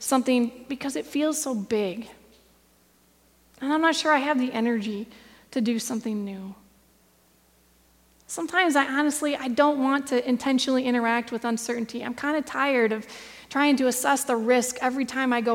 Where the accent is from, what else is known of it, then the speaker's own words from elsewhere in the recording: Michigan, United States; I grew up here in Michigan.